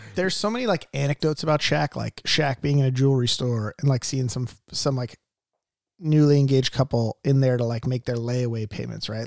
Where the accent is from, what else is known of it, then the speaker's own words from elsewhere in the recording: Mission Viejo, California, United States; Grew up in Mission Viejo